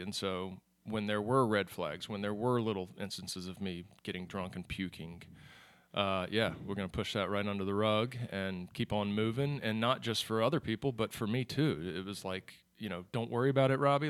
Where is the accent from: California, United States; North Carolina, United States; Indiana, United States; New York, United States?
North Carolina, United States; Charlotte; Born and raised in Charlotte.